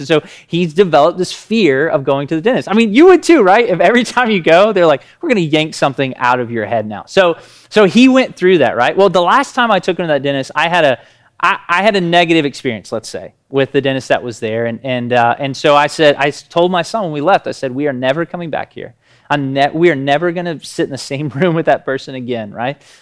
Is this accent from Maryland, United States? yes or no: no; Tennessee, United States; We're from Tennessee